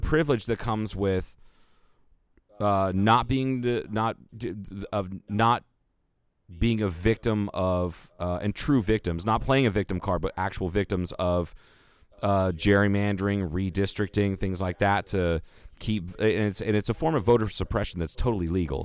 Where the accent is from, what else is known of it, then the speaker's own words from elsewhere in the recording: United States; we're white dudes in, that were born and raised in the United States